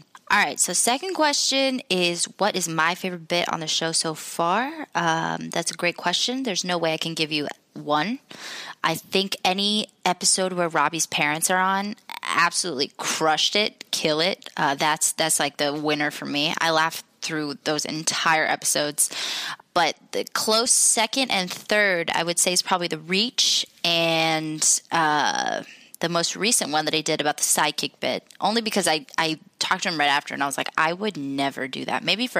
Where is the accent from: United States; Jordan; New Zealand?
Jordan; So I'm from Jordan. It's in the Middle East.